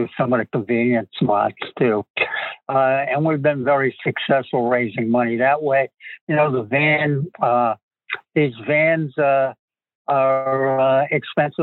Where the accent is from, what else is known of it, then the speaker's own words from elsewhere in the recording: Massachusetts, United States; accent: Massachusetts; also born or lived in Southbridge, Massachusetts; now in Marshfield, United States; You can tell I'm from Massachusetts by my accent